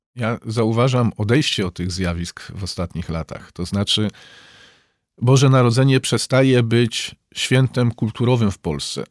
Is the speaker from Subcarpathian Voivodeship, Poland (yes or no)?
yes; Przemyśl, Subcarpathian Voivodeship, Poland; Ja zresztą sam pochodzę z, y, z Przemyśla, więc miasta granicznego